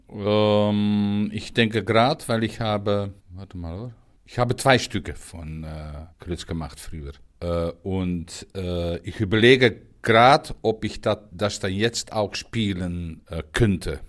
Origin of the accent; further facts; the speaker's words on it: near Rotterdam, South Holland, Netherlands; German is a second language; also born or lived in Ruhr area, Germany; now in Germany; ich bin in der Nähe von Rotterdam geboren, in einem Dorf